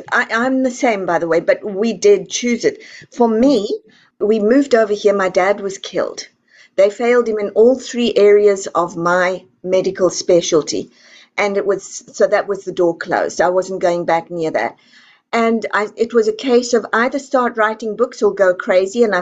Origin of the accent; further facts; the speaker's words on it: South Africa; now in Texas, United States; I come from South Africa